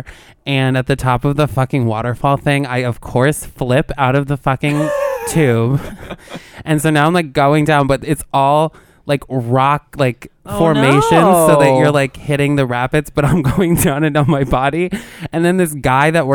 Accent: New York, United States; We're like from New York.

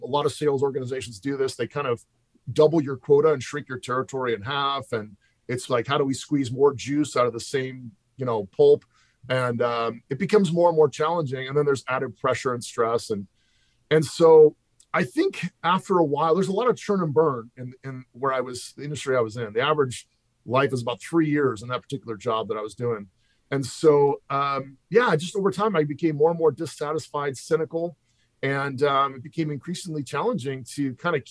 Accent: Pasadena, California, United States; also born or lived in San Francisco Bay Area / Walnut Creek; I grew up in Pasadena, California.

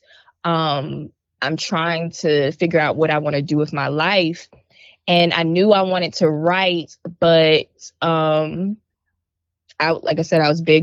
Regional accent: Hopkins, South Carolina, United States; now in Columbia, United States; I am originally from Hopkins, South Carolina, but now I live in Columbia, South Carolina.

